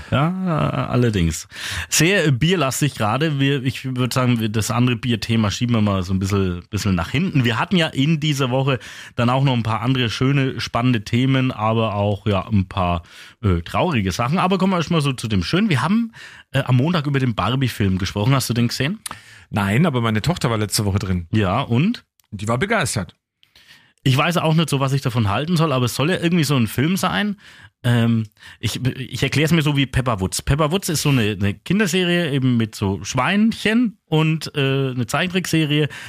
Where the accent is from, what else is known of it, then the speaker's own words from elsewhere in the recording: Küps, Bavaria, Germany; Hallo, ich komme aus Küps.